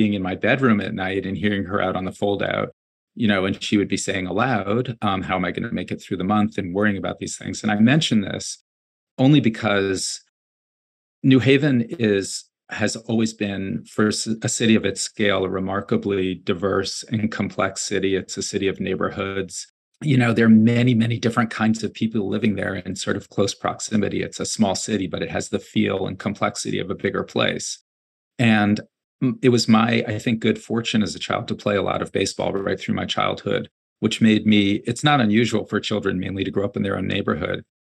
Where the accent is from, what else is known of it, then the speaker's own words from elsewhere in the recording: New Haven, Connecticut, United States; I grew up in New Haven. I grew up in a rented apartment in a two-family house with a single mom